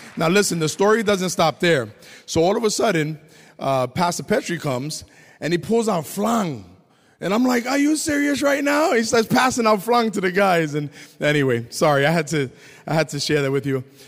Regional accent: New York, United States; moved away as an adult; also born or lived in Massachusetts; growing up in the Lower East Side, it was tough for my family.

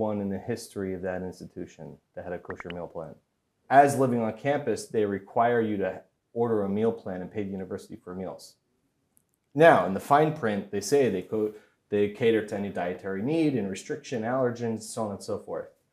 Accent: Hollywood, Florida, United States; I grew up in Hollywood, Florida

